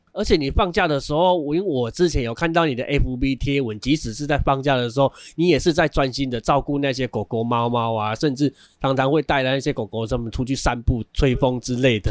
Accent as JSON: {"language": "Chinese", "region": "Changhua County", "country": "Taiwan", "said": "在我们彰化这边呢，我所知道也有一间寿医院"}